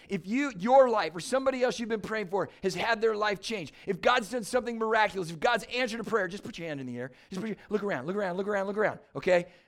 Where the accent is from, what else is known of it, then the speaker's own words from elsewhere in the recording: San Diego, California, United States; now in Michigan, United States; I grew up in San Diego, California